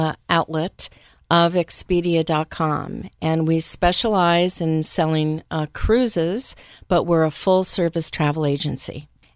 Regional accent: Venezuela; also born or lived in West Virginia; I was actually born in West Virginia, but about 6 months old, my Venezuelan father kind of scooped my mother up and took the family down to the interior of Venezuela.

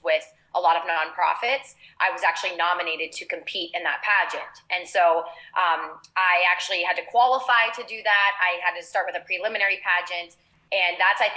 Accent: Ohio, United States; moved away as an adult; also born or lived in Los Angeles; now in South Florida, United States; I grew up in Ohio

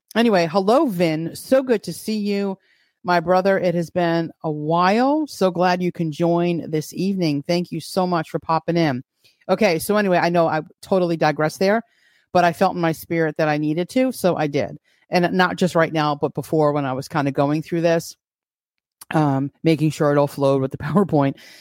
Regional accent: New York, United States; as a New Yorker

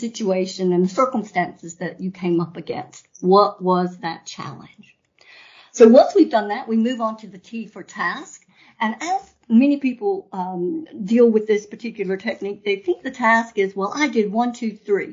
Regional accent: North Carolina, United States; I'm American, true-blooded, born in North Carolina

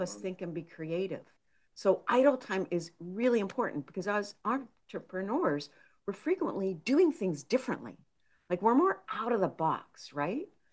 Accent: Pennsylvania, United States; also born or lived in Minnesota / New York / Illinois; now in Seattle, United States; I grew up in Pennsylvania, went to college in Minnesota, moved to outside of New York City

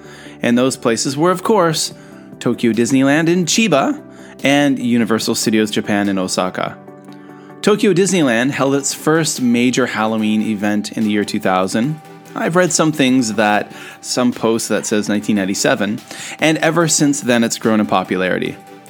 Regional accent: Eastern Canada, Canada; moved away as an adult; also born or lived in South Korea; growing up in Eastern Canada in the early 1980s, we actually only had three TV channels.

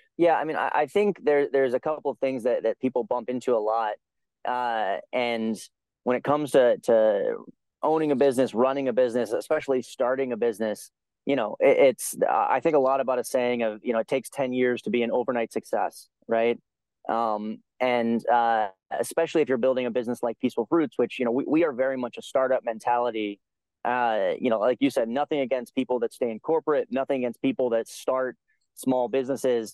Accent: United States; as a you know upper middle class white guy, um, growing up in America

